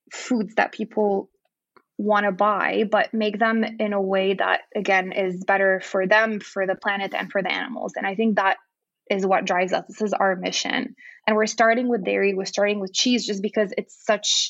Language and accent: English; Lebanon; moved away as an adult; also born or lived in Texas / California; now in United States; I grew up in Lebanon